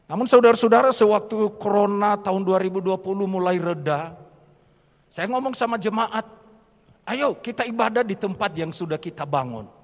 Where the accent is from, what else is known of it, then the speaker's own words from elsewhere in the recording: Nias, North Sumatra, Indonesia; now in Semarang, Indonesia; kami berasal dari Pulau Nias.